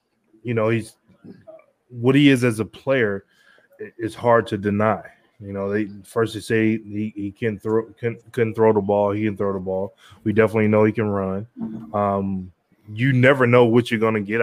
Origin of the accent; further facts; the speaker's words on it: Detroit, Michigan, United States; I'm born, I was born in Detroit